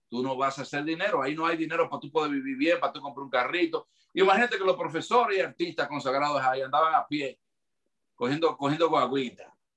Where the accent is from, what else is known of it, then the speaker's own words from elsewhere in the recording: Dominican Republic; now in United States; me hizo falta muchísimo mi tierra